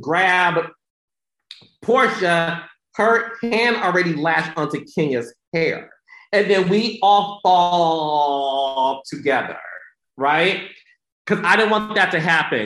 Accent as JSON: {"language": "English", "town": "Detroit", "region": "Michigan", "country": "United States", "said": "I'm from Detroit"}